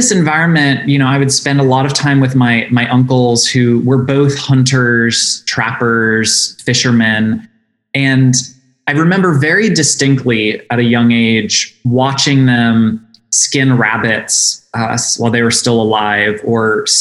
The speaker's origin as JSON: {"language": "English", "town": "St. Paris", "region": "Ohio", "country": "United States", "tie": "born or raised there", "said": "our little village of St. Paris, Ohio, population of less than 2,000 people. And like most people who grew up in rural environments"}